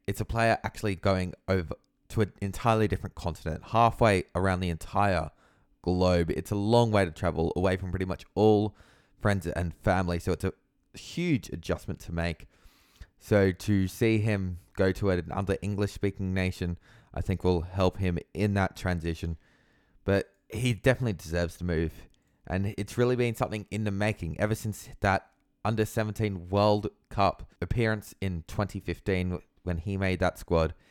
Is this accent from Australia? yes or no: yes; Australia; me as an Australian football fan